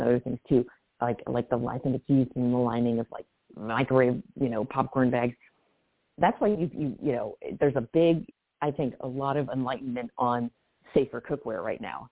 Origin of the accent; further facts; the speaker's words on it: California, United States; I grew up in Cal- California